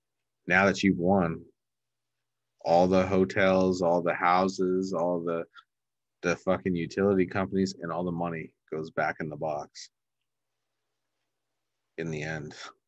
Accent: Canada; I'm Canadian.

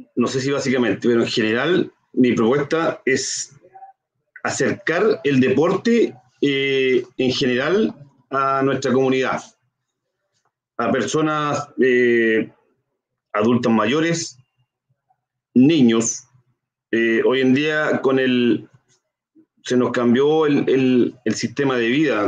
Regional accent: Concepción, Biobío, Chile; yo soy nacido y criado acá en Concepción

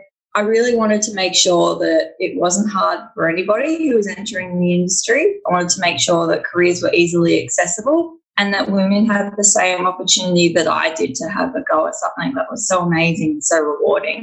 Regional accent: Victoria, Australia; I'm from Victoria in Australia

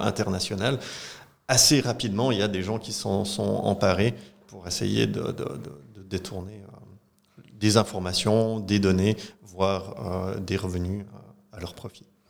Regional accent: Marly, Fribourg, Switzerland; je viens de la commune de Marly, dans le canton de Fribourg, où j'ai passé euh, toute mon enfance et ma jeunesse

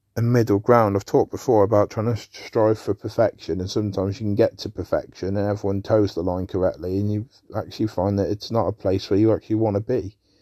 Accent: England, United Kingdom; I'm an Englishman. I'm British.

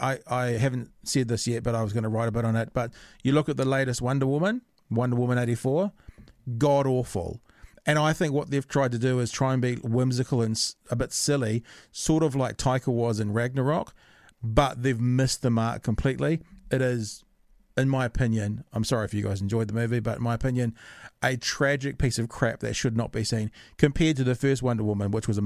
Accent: Ireland; I'm not Maori at all. I make that clear every time. You can tell that I'm Irish by the ridiculous ginger beard and the kind of pale blue skin.

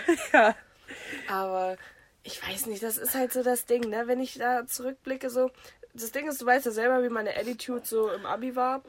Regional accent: the North, Northern Germany, Germany; ich komme aus dem Norden

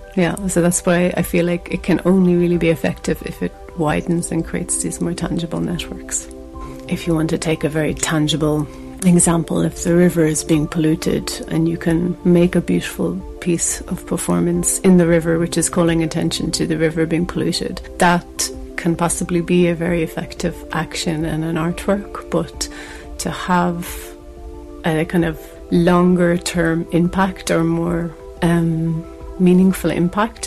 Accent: Ireland; I'm visiting from Ireland

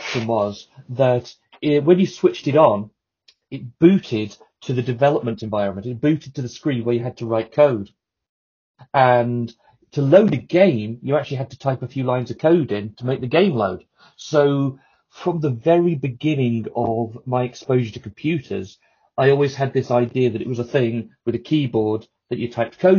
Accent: Telford, West Midlands, United Kingdom; I'm from Telford, in fact, which you won't have heard of.

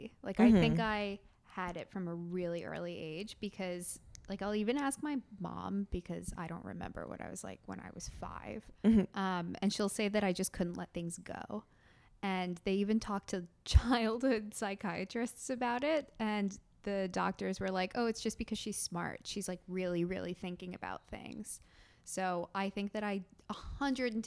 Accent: Westchester, New York, United States; also born or lived in Brooklyn; I'm from the suburbs, Westchester

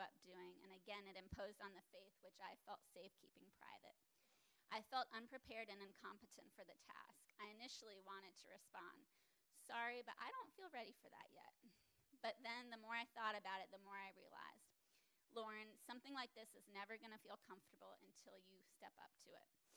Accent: South Florida, United States; Growing up in South Florida

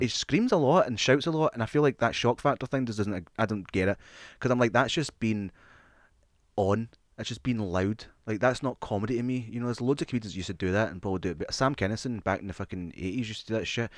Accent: Scotland, United Kingdom; also born or lived in England; We, we, we grew up in Scottish, uh, primary schools and Scottish schools.

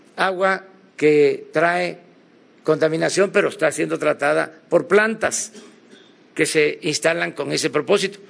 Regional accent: Tabasco, Mexico; yo soy de Tabasco

